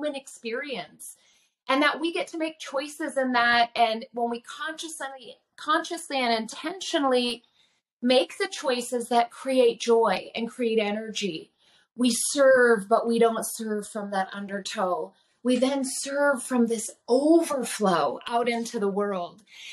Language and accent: English; Nenana, Alaska, United States; also born or lived in Oregon / California; I grew up in Nenana in a very large family in a very small community.